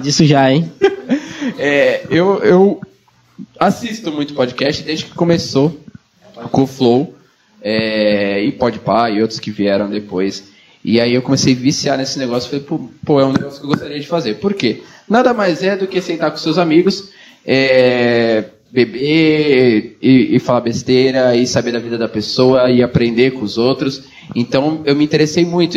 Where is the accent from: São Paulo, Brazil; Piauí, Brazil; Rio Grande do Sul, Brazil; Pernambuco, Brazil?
São Paulo, Brazil; Santos; moved away; eu sou de fora. Eu sou de Santos.